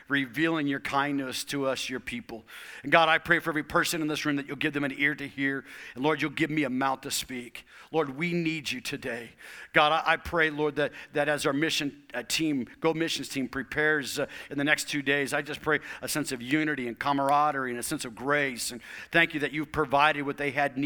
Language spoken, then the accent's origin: English; Tucson, Arizona, United States; moved away as an adult; also born or lived in Portland, Oregon; where I had grown up, my hometown, Tucson, Arizona